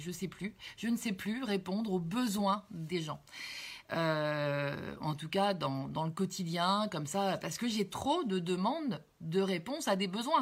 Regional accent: Cherbourg, Normandy, France; je suis née à Cherbourg, à côté de Caen

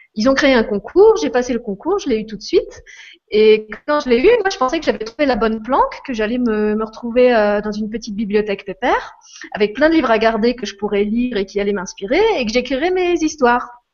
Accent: Moselle, Lorraine, Grand Est, France; je suis je suis Lorraine, j'ai grandi en Moselle

